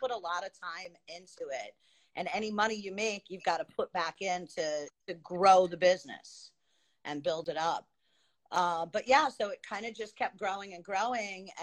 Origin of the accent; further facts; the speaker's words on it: Long Island, New York, United States; moved away as an adult; now in Queensbury, United States; I grew up on Long Island, lived on Long Island. I moved up to the Adirondacks, to the Lake George area, Queensbury.